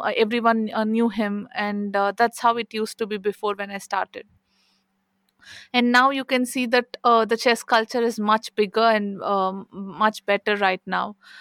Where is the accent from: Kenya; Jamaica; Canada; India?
India; I'm from India